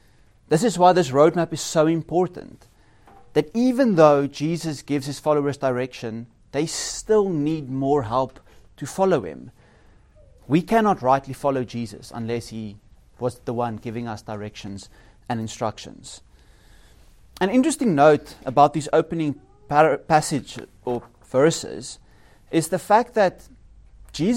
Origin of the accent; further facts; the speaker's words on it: South Africa; now in Norway; As a South African